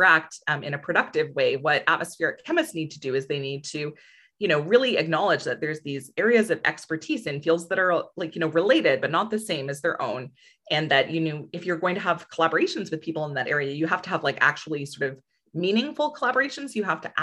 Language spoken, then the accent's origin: English; Ontario, Canada; moved away as an adult; also born or lived in Alberta; I'm from Ontario.